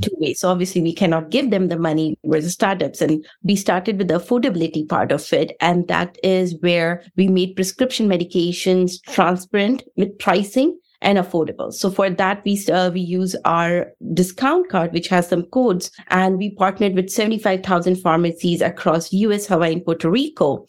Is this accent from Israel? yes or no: no; India; moved away as an adult; also born or lived in Russia; now in United States; I am from India, so I was born in Bronx State